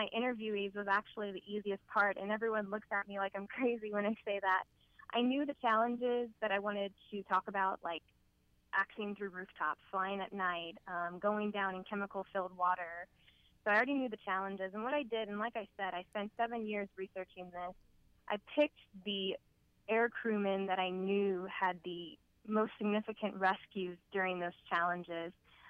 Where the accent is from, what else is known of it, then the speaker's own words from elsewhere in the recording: New Orleans, Louisiana, United States; We are actually from New Orleans as well.